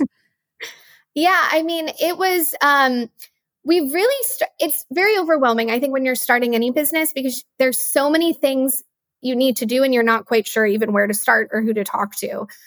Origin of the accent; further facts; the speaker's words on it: West Texas, United States; I grew up in West Texas